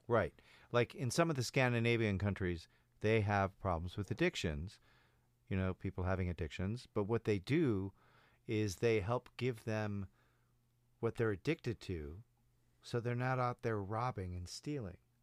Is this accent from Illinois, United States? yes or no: yes; Chicago, Illinois, United States; I'm from Chicago